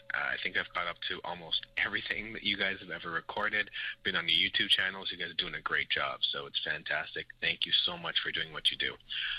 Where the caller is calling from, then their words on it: Montreal, Quebec, Canada; I'm calling from Montreal, Quebec.